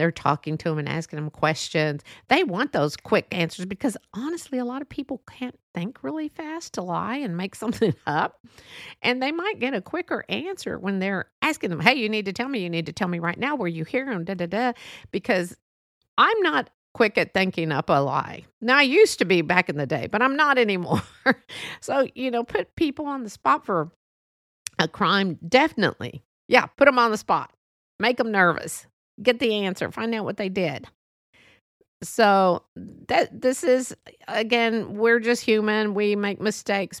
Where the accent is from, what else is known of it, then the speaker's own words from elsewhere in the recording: United States; I love being an American, a Mexican American